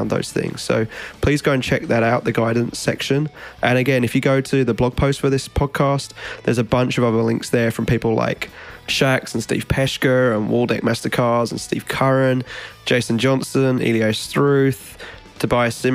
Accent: Australia; now in United States

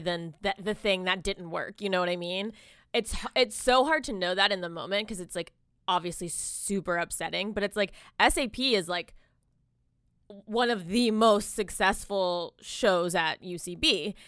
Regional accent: Jacksonville, Florida, United States; also born or lived in Miami; I was born in Miami. I, I spent, like, most of my, um, like, you know, teen, like my teen years and stuff in Jacksonville

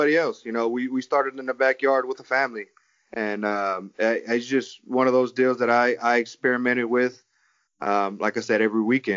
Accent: Houston, Texas, United States; we are both from Houston

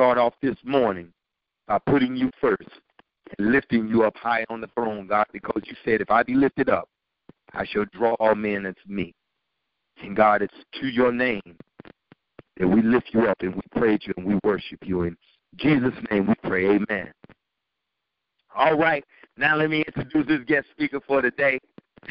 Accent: New York City, New York, United States; born and raised in Brooklyn, New York

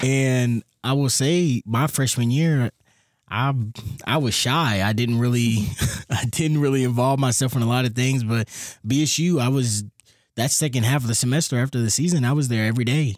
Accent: Louisville, Kentucky, United States; I'm from Louisville, Kentucky

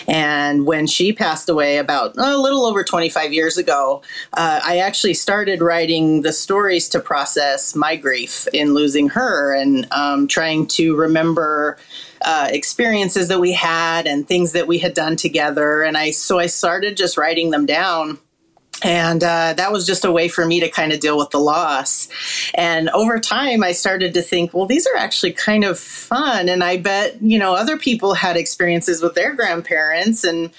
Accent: Salt Lake City, Utah, United States; I was born and raised in Salt Lake City, Utah, and it's actually a very large and active Greek community.

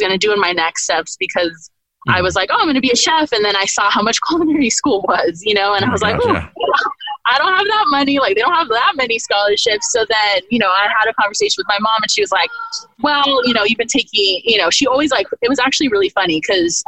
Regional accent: Monterey County, California, United States; I was raised in Monterey County, California

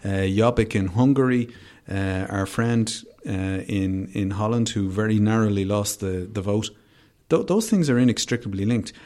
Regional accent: Dublin, Leinster, Ireland; I'm from Finglas originally, I grew up in Finglas.

